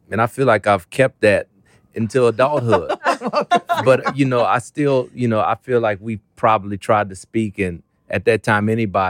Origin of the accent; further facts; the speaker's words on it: Kenner, Louisiana, United States; when I was growing up in New Orleans, Kenner, Louisiana